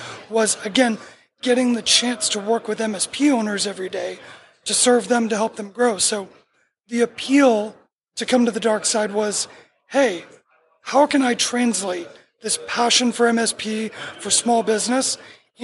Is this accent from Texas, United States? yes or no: no; Miramar, Florida, United States; moved away; also born or lived in Hollywood, Florida / Georgia; I was born in Hollywood and raised in Miramar.